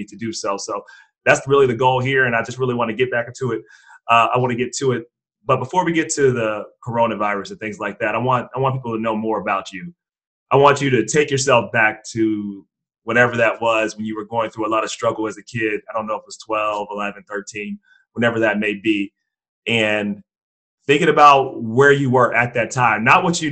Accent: Cincinnati, Ohio, United States; I'm from Cincinnati, Ohio

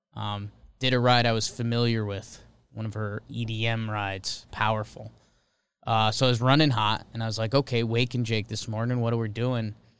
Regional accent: Connecticut, United States; growing up in Connecticut. That's the only sport team we had when the Whalers left.

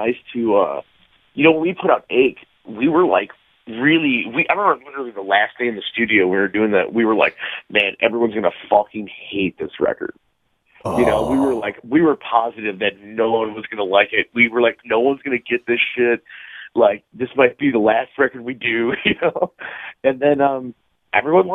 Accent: Chicago, Illinois, United States; I'm 31, and I grew up in Chicago my entire life.

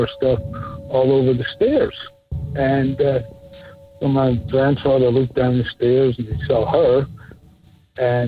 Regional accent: Scotland, United Kingdom; I was raised in Scotland

